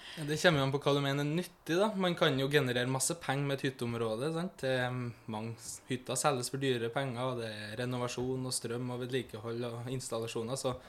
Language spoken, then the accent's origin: Norwegian; Trøndelag, Norway; moved away; also born or lived in Eastern Norway; Jeg er jo fra Trøndelag, der jeg er vant til litt mer fjell og over skoggrensa